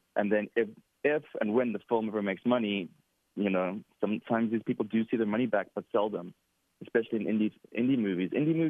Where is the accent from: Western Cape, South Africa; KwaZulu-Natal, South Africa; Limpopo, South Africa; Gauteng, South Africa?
Western Cape, South Africa; Cape Town; now in United States; I am from Cape Town, South Africa.